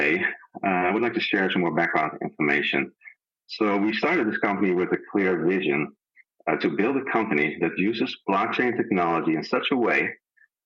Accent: Netherlands; moved away; I'm a Dutch heritage. I'm from the Netherlands originally.

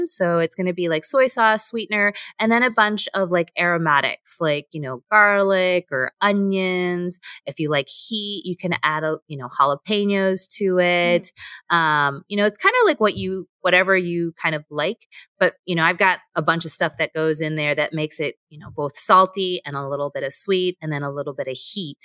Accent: United States; I'm Korean American

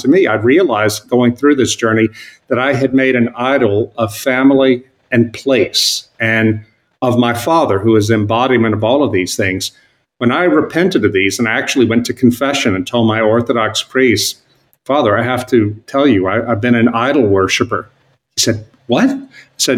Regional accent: South Louisiana, United States; moved away as an adult; I had moved back with my wife and kids to my hometown in South Louisiana, a small town on the Mississippi

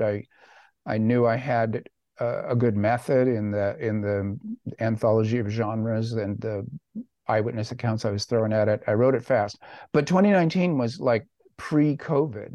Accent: United States; I am an American

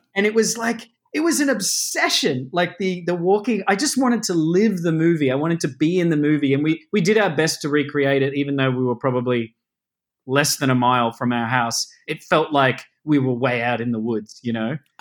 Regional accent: Melbourne, Victoria, Australia; I grew up in the outer suburbs of Melbourne in Australia

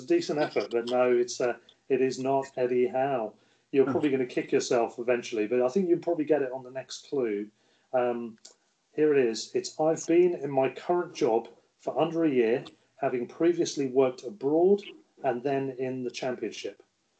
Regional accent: Solihull, West Midlands, United Kingdom; born there; But I'm English and I was born in Solihull near Birmingham.

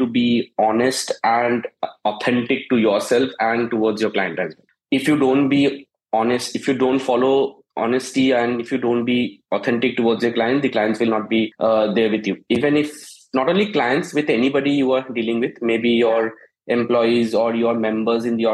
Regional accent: Siliguri, West Bengal, India; moved away as an adult; also born or lived in Chandigarh; now in Gurgaon, India; I'm born and brought up in Siliguri, West Bengal

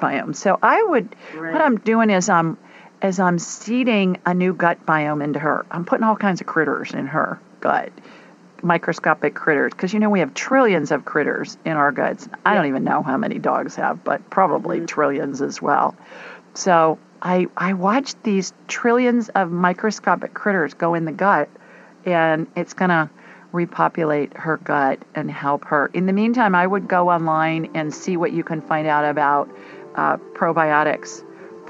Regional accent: Columbus, Ohio, United States; moved away; I grew up in Columbus

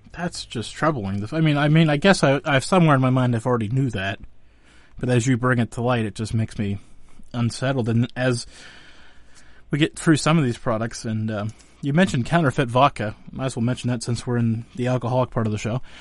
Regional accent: Western Pennsylvania, United States; I'm from Western Pennsylvania

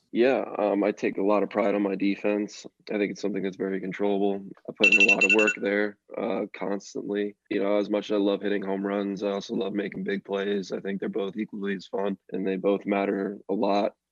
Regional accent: Reading, Pennsylvania, United States; I had the Reading Phillies in my hometown, the Phillies Double A team.

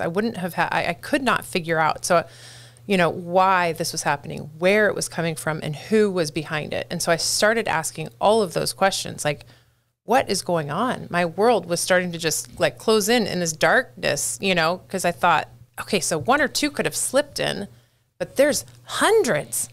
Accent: San Jose, California, United States; born or raised there; moved away as an adult; also born or lived in Santa Cruz County, California; now in Hillsborough County, United States

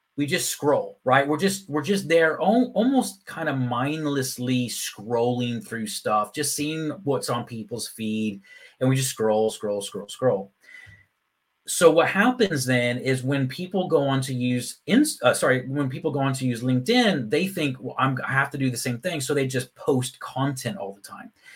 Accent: Texas, United States; moved away as an adult; also born or lived in Phoenix, Arizona / Ireland; now in Leeds, United Kingdom; I was actually born in Phoenix, Arizona, but I grew up in Texas.

